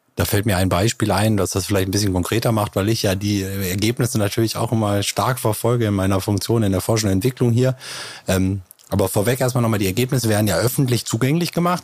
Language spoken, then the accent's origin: German; Neukirchen-Vluyn, North Rhine-Westphalia, Germany; ich komme ja auch aus Neukirchen Flühen